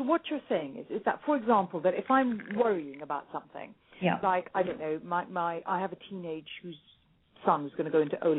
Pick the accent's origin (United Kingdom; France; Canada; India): India; I'm Indian.